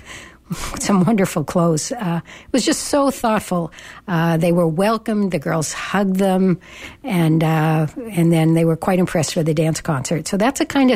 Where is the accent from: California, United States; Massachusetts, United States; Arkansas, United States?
Massachusetts, United States; Boston; now in Berkeley, United States; I come from Boston.